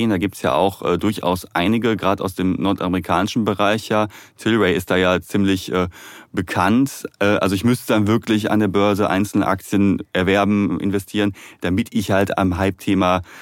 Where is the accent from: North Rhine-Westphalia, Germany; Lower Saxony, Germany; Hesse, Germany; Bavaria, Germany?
North Rhine-Westphalia, Germany; Duisburg; komme aus Duisburg